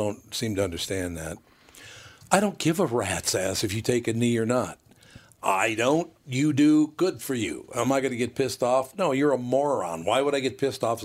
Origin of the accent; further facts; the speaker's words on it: Minneapolis, Minnesota, United States; Growing up in North Minneapolis